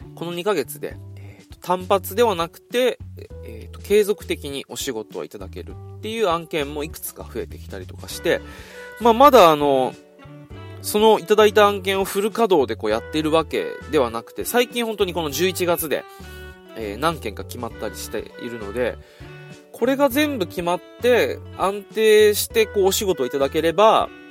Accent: Okinawa, Japan; moved away; 今、実は俺、地元沖縄に今戻ってきてるんですよ

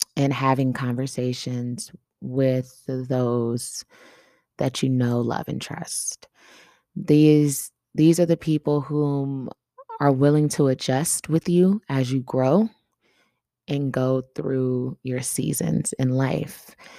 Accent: Atlanta, Georgia, United States; moved away; I traveled to my hometown, Atlanta

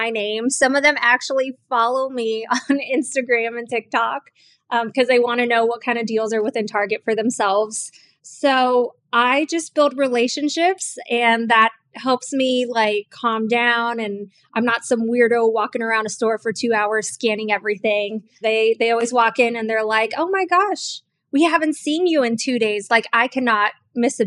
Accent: Miami, Florida, United States; I grew up in Miami, not in the best of areas in Miami.

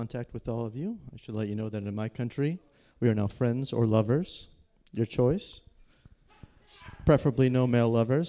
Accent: British Columbia, Canada

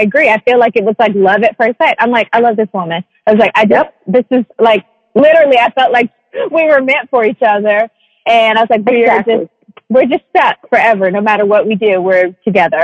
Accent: Atlanta, Georgia, United States; me growing up in Atlanta, technically the South

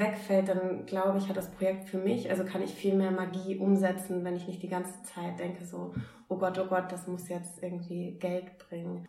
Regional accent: Oldenburg, Lower Saxony, Germany; moved away as an adult; also born or lived in Groningen, Netherlands; ich komme aus Oldenburg ursprünglich. Da war ich dann die berühmte Eisverkäuferin

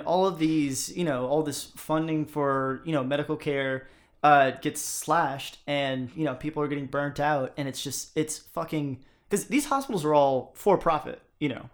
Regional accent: United States; as an American

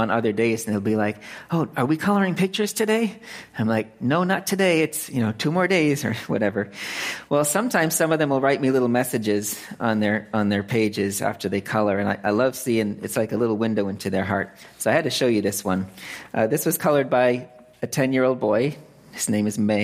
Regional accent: Lancaster, Massachusetts, United States; moved away as an adult; also born or lived in California; now in Phnom Penh, Cambodia; I was born and raised here in Central Mass, Lancaster

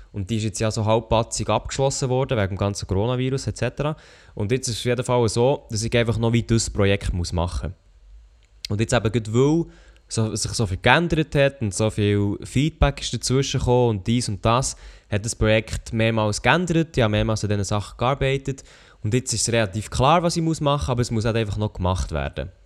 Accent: Switzerland; als Schweizer YouTuber

